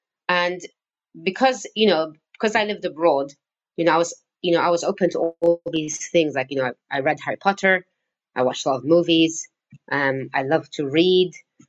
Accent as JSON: {"language": "English", "country": "Syria", "tie": "born or raised there", "also_born_or_lived": "Cyprus", "second_language": "English", "said": "I wasn't born in Syria, and I stayed there for 18 years."}